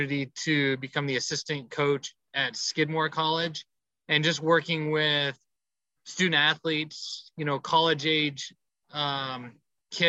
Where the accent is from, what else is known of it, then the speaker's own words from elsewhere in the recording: Colorado Springs, Colorado, United States; moved away as an adult; also born or lived in Japan / New York / Jackson, Mississippi; now in La Verne, United States; My hometown is Colorado Springs, Colorado. That's where I was born and raised.